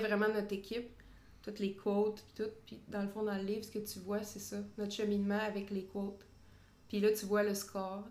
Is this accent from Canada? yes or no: yes; Drummondville, Quebec, Canada; now in Montreal, Canada; moi, je viens de Drummondville